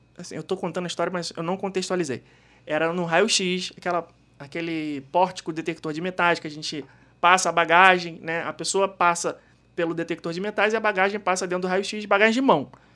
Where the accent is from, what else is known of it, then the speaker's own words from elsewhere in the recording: Brazil; Do Brasil